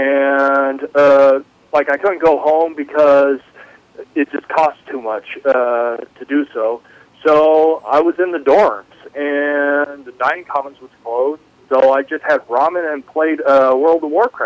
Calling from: Tucson, Arizona, United States; I'm calling temporarily from Tucson, Arizona.

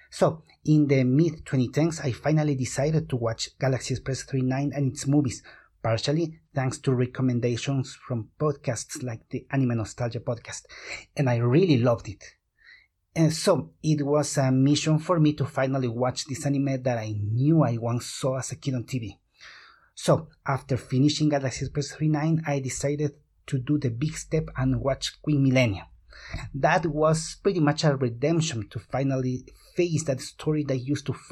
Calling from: Quito, Pichincha, Ecuador; I am talking from Quito, Ecuador.

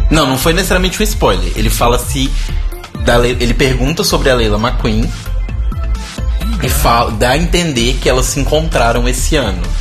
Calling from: Brasília, Federal District, Brazil; Oi, pessoal … sou de Brasília e adoro o programa.

